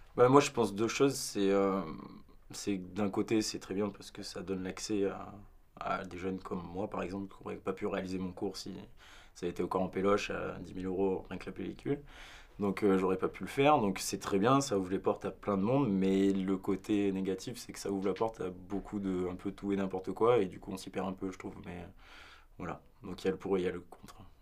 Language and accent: French; Var, Provence-Alpes-Côte d'Azur, France; moved away as an adult; now in Paris, France; de là où je viens, euh, je suis originaire du Var, vrai hein, Guignan